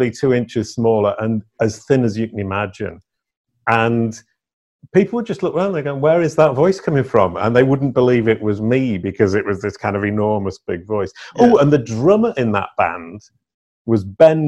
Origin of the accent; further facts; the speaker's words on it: Leeds, Yorkshire and the Humber, United Kingdom; moved away as an adult; also born or lived in Liverpool; now in Paris, France; I'm actually English by birth, born in the north of England in Leeds, in a tiny, well, I was brought up in a tiny village and went to school